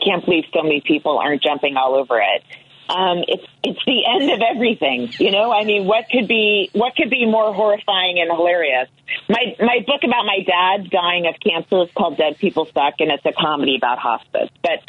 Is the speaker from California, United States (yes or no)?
yes; California, United States; And so I said I was from California somehow when I was talking to the audience